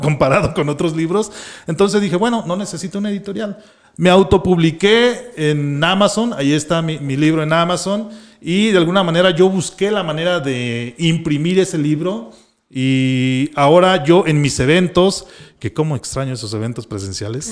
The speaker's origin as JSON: {"language": "Spanish", "region": "Michoacán", "country": "Mexico", "tie": "born or raised there", "moved": "as an adult", "lives_now": "Guadalajara, Mexico", "said": "de Michoacán, donde no tenía la oportunidad de desarrollarme."}